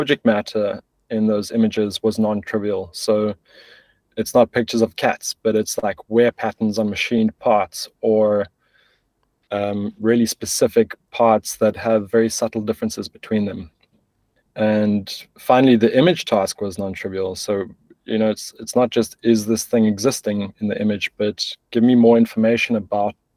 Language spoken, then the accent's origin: English; South Africa; moved away as an adult; now in Berlin, Germany; I'm originally South African